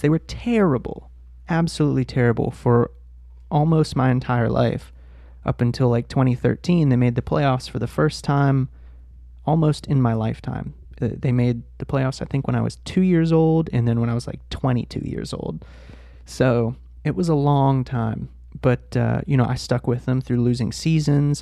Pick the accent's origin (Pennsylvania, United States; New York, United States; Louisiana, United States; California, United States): Pennsylvania, United States; Pittsburgh; I grew up in Pittsburgh. I wasn't born there, but I was raised there